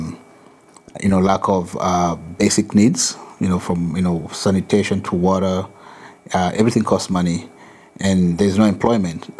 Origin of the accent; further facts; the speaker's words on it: Kenya; moved away as an adult; now in Massachusetts, United States; I'm originally from Kenya, but I've been here for 20 years.